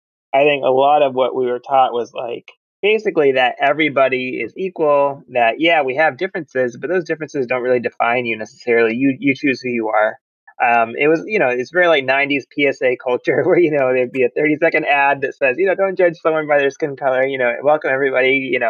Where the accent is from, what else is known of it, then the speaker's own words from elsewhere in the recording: Georgia, United States; growing up in Georgia, which is where I was born, having kind of, in many ways, an all-American childhood, but having this kind of Pakistani culture laid on top of it